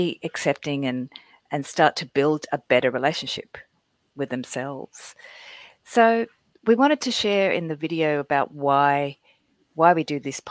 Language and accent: English; Sydney, New South Wales, Australia; moved away as an adult; also born or lived in Florida / New York; I was born in Sydney, Australia. And in my 30s, I moved to the US, Florida, and then I lived in New York.